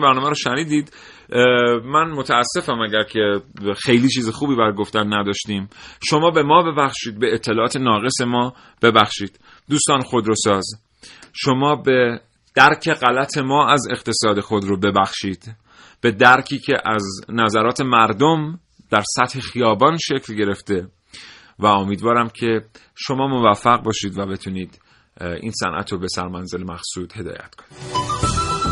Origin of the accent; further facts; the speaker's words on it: Iran; به عنوان یک ایرانی که مالیات پرداخت میکنه